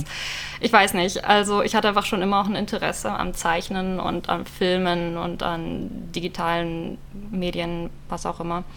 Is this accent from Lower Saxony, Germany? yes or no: no; near Stuttgart, Baden-Württemberg, Germany; moved away as an adult; now in Berlin, Germany; ich bin ursprünglich aus Süddeutschland, aus der Nähe von Stuttgart und bin nach Berlin gezogen